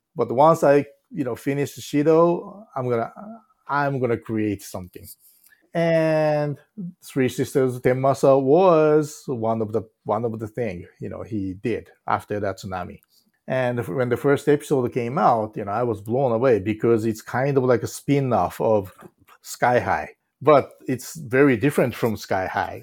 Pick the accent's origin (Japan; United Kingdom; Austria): Japan; English is a second language; moved away as an adult; now in United States; reason I left Japan